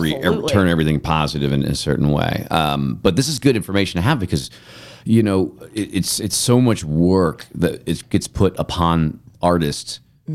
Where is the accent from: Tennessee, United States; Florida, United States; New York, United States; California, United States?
California, United States; Grass Valley; grew up in Grass Valley, which is like Nevada County.